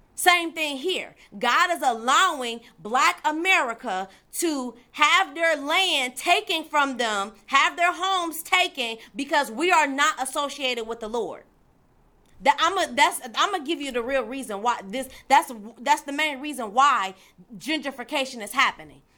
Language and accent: English; Detroit, Michigan, United States; I'm from Detroit, Michigan